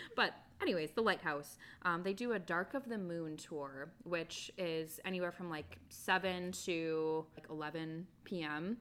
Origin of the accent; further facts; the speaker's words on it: Wisconsin, United States; also born or lived in Michigan; now in Florida, United States; I moved here from Michigan and I'm originally from Wisconsin